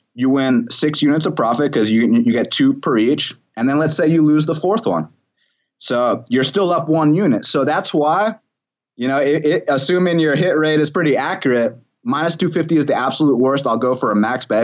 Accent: Atlanta, Georgia, United States; I am from Atlanta

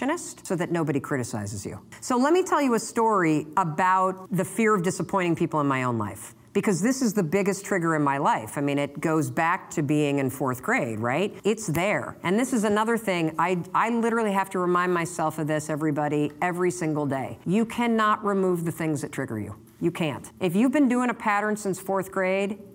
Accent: Muskegon, Michigan, United States; now in Boston, United States; I grew up in Muskegon, Michigan, where Brunswick was founded

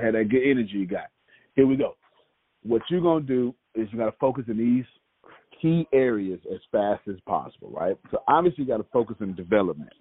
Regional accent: United States; I grew up homeless, even though I'm from America

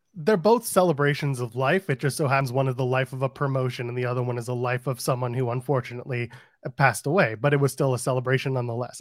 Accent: Ottawa, Ontario, Canada; moved away; Ottawa, Canada, which is my hometown

